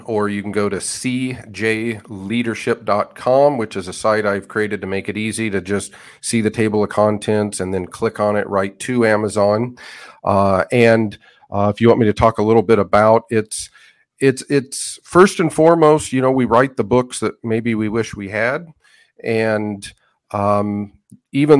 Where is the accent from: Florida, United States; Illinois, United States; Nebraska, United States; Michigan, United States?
Nebraska, United States; Western; moved away as an adult; now in Hays, Kansas, United States; I grew up in Western Nebraska in the 80s, early 90s